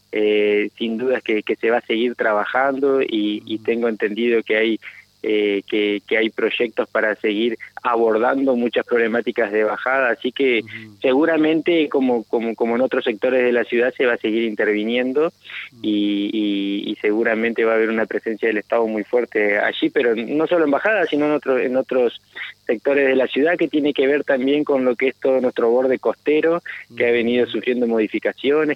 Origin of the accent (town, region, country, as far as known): Paraná, Entre Ríos, Argentina